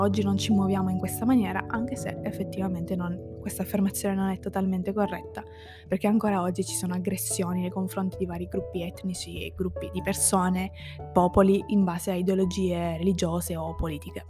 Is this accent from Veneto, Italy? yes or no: no; province of Ragusa, Sicily, Italy; moved away as an adult; io sono di quella provincia, cioè io ho vissuto lì la maggior parte della, della mia vita